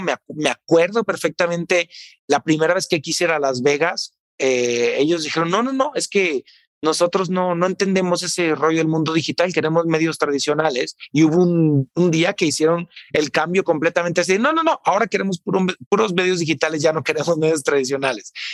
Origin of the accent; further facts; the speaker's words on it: Tepatitlán, Jalisco, Mexico; mi pueblo, que es Tepatitlán, Jalisco